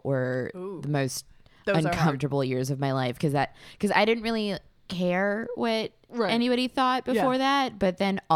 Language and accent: English; Orange County, California, United States; I grew up in Orange County